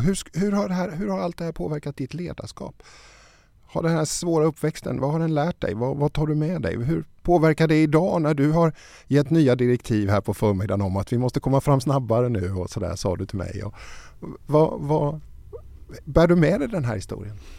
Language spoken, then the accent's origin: Swedish; Småland, Sweden; Född i Småland